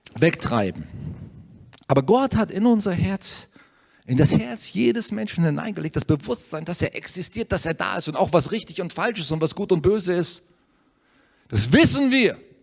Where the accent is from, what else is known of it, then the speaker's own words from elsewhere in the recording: Germany; wir haben so ein Vorrecht hier als Deutsche